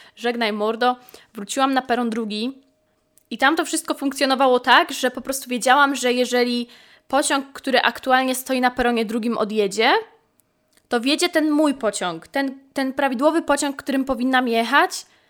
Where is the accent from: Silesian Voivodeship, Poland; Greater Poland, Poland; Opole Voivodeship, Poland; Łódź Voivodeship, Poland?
Greater Poland, Poland; near Poznań; wychowałam się właśnie dojeżdżając do Poznania, że wychowałam się na poznańskim P K P